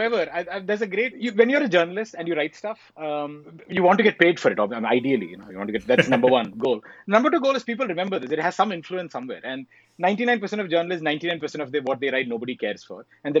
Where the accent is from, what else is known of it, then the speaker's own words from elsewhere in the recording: India; Yeah, come on, validation as an Indian journalist, 100% own up to it.